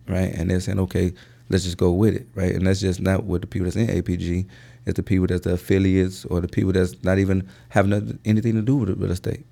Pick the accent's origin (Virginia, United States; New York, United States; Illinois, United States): Illinois, United States; Chicago; also born or lived in Indiana / Bolingbrook, Illinois; I'm from the Chicagoland area, and I say that because, uh, uh, originally we're from Roseland.